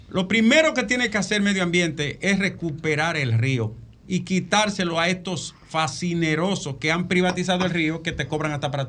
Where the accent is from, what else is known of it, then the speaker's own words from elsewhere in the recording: Dominican Republic; yo soy de Arroyo Toro